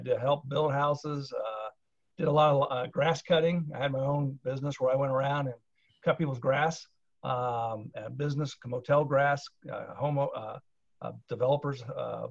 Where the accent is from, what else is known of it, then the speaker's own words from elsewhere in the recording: Plainfield, Indiana, United States; also born or lived in Richmond, Indiana; I was born in Richmond, Indiana, actually grew up in Plainfield, Indiana, which is about 45 minutes west of Indianapolis